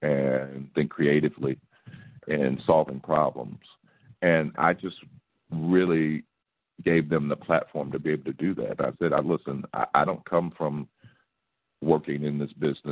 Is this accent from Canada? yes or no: no; St. Louis, Missouri, United States; I'm from St. Louis, born and raised.